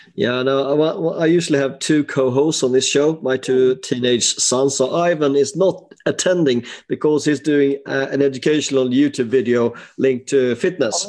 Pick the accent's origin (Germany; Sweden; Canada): Sweden; now in United Kingdom; I'm from Sweden